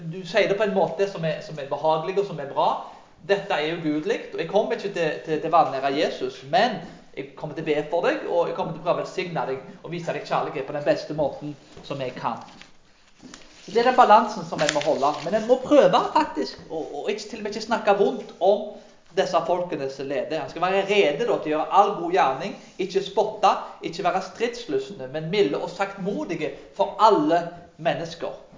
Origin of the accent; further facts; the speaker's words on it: Karmøy, Rogaland, Norway; Når jeg vokste opp på bedehuset på Karmøy